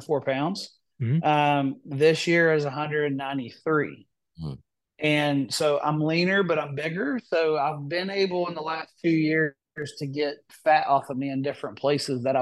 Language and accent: English; West Virginia, United States; I'm from West Virginia